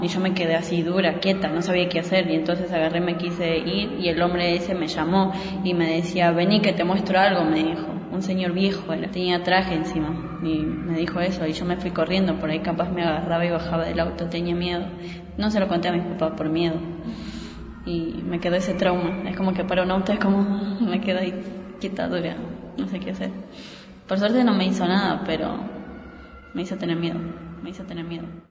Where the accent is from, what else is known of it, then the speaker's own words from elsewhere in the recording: Mendoza, Argentina; Mi mamá es boliviana. Mi papá es argentino y yo nací acá. Mi hermano también. Bueno, en Mendoza nacimos los dos